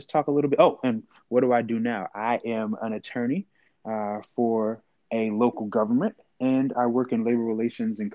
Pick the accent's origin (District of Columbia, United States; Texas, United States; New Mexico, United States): District of Columbia, United States; Washington; I'm from Northwest Washington, D.C. I'm a seventh generation Washingtonian